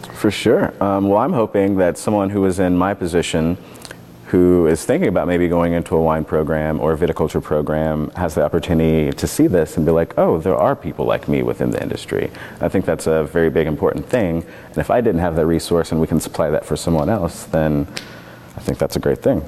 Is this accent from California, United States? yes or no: no; Kentucky, United States; now in Oregon, United States; growing up in Kentucky